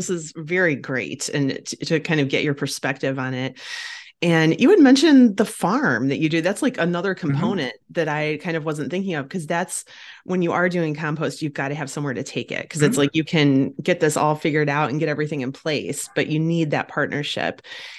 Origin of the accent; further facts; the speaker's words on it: Ohio, United States; That is in my home state of Ohio, and it's not too far from where I live.